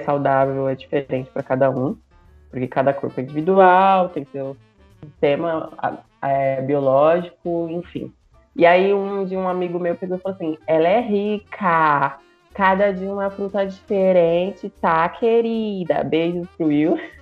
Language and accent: Portuguese; São Paulo, Brazil; eu sou de São Paulo